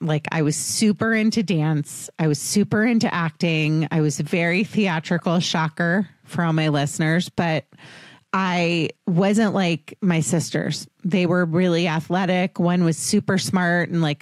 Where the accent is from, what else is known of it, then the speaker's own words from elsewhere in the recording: Potomac, Maryland, United States; I grew up in Washington, D.C., or outside Washington, D.C.